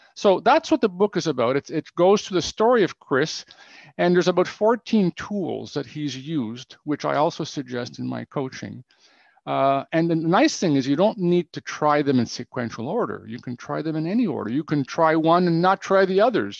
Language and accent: English; Ottawa, Ontario, Canada; moved away as an adult; now in Romania; i am from Canada originally, from Ottawa